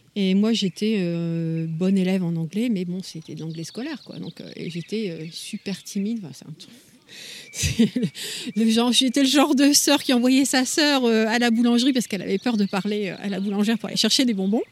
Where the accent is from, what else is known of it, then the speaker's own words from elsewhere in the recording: Lille, Hauts-de-France, France; moved away as an adult; now in Adirondacks, United States; Je suis originaire du nord de la France, de Lille, et ça fait 5 ans que j'habite dans les Adirondacks.